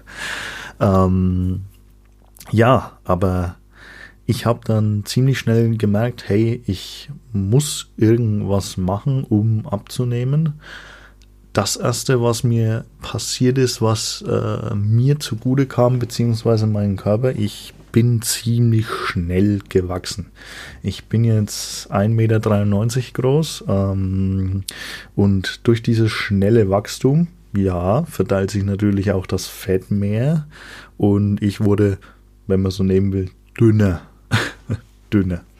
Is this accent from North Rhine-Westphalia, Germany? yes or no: no; Bavaria, Germany; Ich komme aus Franken, denn wie Einheimische wissen, Franken ist nicht Bayern.